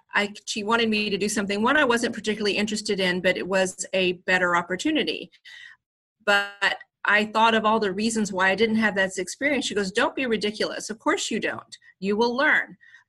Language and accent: English; Scotland, United Kingdom; Because I'm from Scotland and I always practice the Southern voice